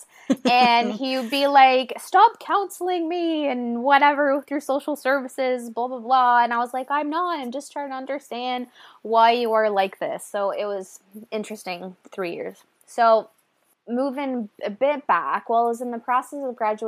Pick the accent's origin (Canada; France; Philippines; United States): Canada; small French Acadian town in Nova Scotia; moved away as an adult; now in New Brunswick, Canada; I'm from a small French Acadian town in small Nova Scotia